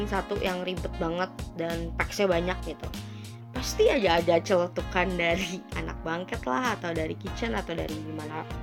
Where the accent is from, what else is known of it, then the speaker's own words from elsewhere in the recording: West Java, Indonesia; Gak apa-apa lah ya, gue kan orang Sunda juga.